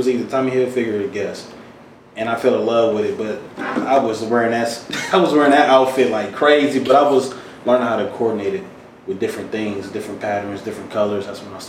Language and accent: English; Detroit, Michigan, United States; Born and raised in Detroit, East Side, Van Dyke Harbor area.